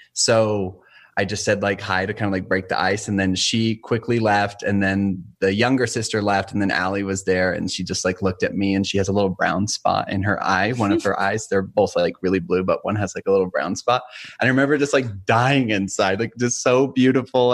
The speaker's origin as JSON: {"language": "English", "town": "St. George", "region": "Utah", "country": "United States", "tie": "born or raised there", "moved": "as an adult", "lives_now": "northern Utah, United States", "said": "born and raised in St. George, Utah, southern Utah"}